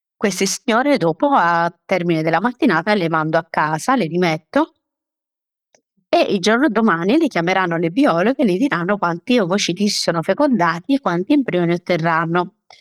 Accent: Taranto, Apulia, Italy; io sono pugliese, sono di Taranto

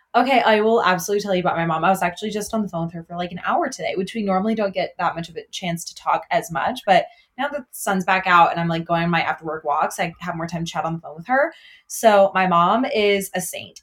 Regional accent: outside of Chicago, Illinois, United States; I grew up like outside of Chicago

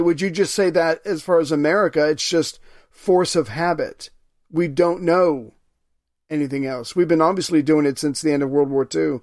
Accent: United States; as an American citizen

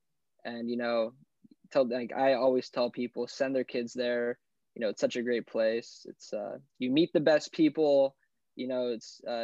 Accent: El Cajon, California, United States; Born and raised in San Diego, actually in East County in the El Cajon area.

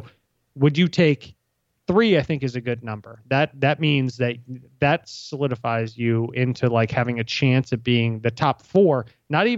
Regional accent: Virginia, United States; I'm from Virginia.

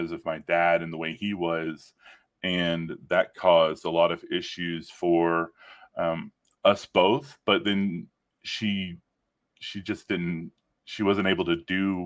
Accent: Northeast Texas, United States; my childhood, I grew up in Northeast Texas

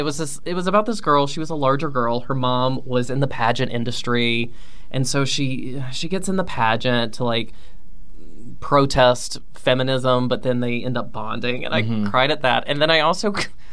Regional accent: Virginia, United States; moved away; my hometown in Virginia

